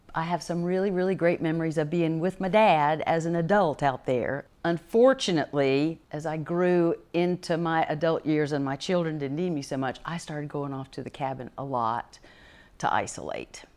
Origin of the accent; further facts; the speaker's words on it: Charlotte, North Carolina, United States; I was born in Charlotte, North Carolina